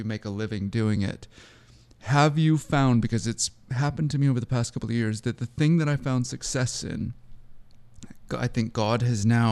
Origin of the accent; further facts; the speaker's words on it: Seattle, Washington, United States; growing up near Mount Hood or Mount Rainier